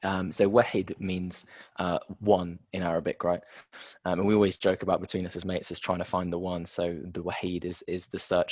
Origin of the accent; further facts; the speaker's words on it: Bath, South West England, United Kingdom; moved away as an adult; now in Sydney, Australia; I was born in the UK, wasn't I? I was raised in Bath, actually, and then ventured over to Australia, Sydney, about 2 years ago.